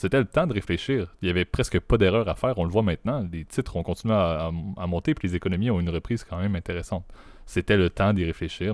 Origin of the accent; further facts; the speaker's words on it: Canada; en tant que bon Canadien pacifiste